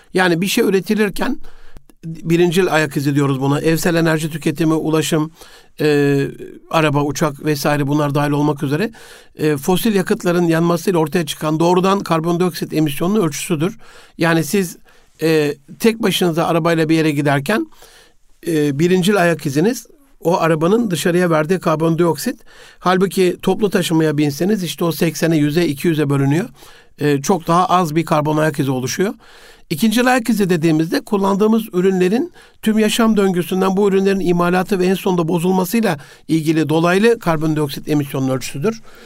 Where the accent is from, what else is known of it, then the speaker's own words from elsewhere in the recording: Osmaniye, Turkey; bir evde büyüdüm e, Osmaniye'de.